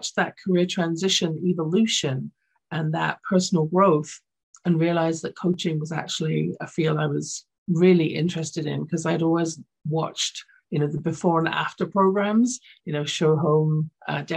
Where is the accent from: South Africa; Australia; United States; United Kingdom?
United Kingdom; London; now in Canada; I grew up in London, England, so my school system was different